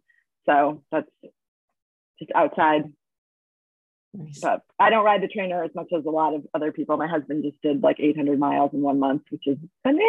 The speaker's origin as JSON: {"language": "English", "region": "Massachusetts", "country": "United States", "also_born_or_lived": "Boulder, Colorado", "moved": "yes", "lives_now": "Vermont, United States", "said": "I'm from Massachusetts, but I was living in Boulder, Colorado for 14 years"}